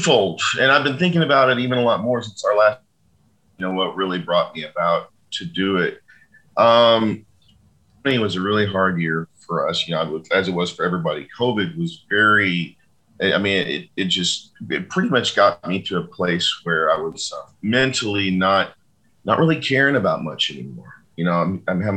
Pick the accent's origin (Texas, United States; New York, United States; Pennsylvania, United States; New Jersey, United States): Texas, United States; Fort Worth; in Fort Worth, you know, in my hometown